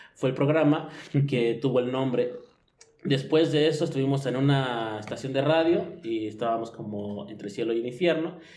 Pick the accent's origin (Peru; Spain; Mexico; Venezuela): Mexico; Mexico City; soy chilango